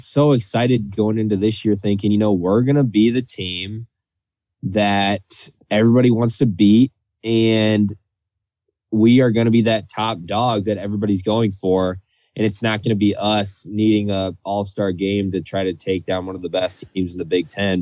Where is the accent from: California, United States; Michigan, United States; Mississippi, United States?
Michigan, United States; growing up in Michigan